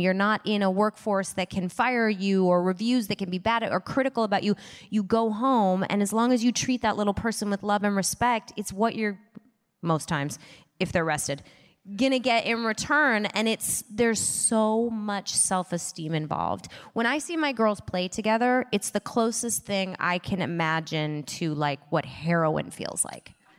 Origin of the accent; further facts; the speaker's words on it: Midwest, United States; moved away; I grew up in the Midwest